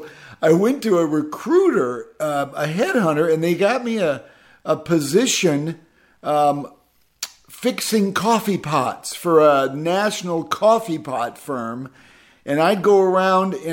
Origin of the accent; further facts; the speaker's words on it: Midwest, United States; growing up in the Midwest